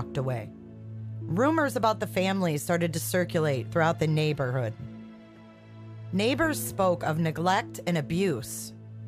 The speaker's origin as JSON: {"language": "English", "region": "Michigan", "country": "United States", "said": "my home state of Michigan"}